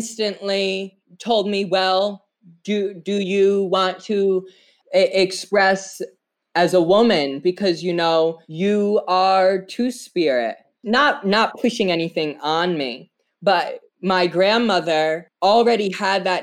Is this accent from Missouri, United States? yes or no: no; Narragansett Tribal Nation, Rhode Island, United States; I am from the Narragansett Tribal Nation. We are the indigenous people of Rhode Island